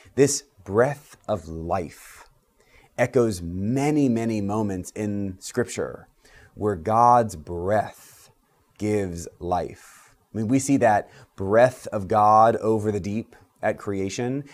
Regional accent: United States; As Episcopalians, as American Christians

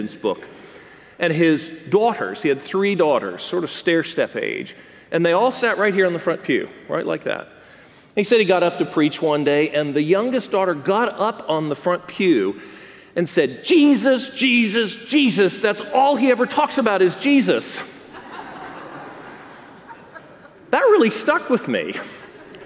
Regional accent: the South, United States; also born or lived in Jacksonville, Florida / New York City; I'm just a Southerner, and so I was a foreigner in this land

